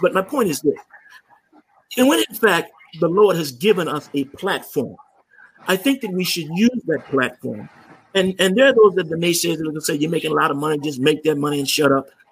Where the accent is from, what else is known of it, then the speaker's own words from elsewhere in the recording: Maywood, Illinois, United States; since we were kids growing up in Maywood.